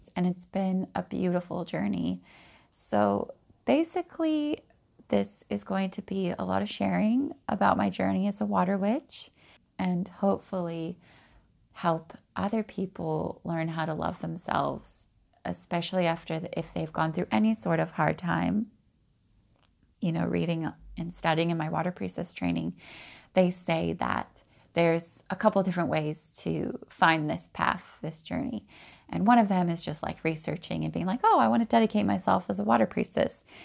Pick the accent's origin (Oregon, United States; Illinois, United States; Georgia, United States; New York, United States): Oregon, United States; Growing up in Oregon, I've always been a bit eccentric